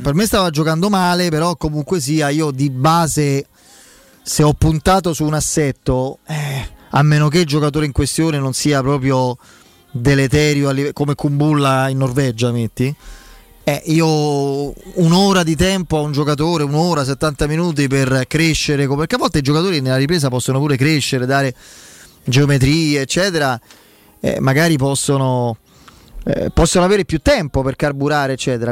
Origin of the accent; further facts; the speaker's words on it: Rome, Lazio, Italy; essendo romani